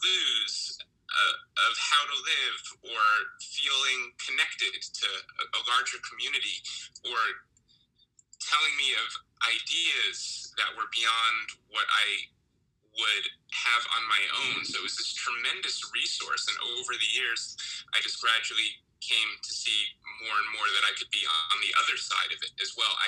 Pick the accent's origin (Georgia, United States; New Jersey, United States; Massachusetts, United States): New Jersey, United States; I grew up in New Jersey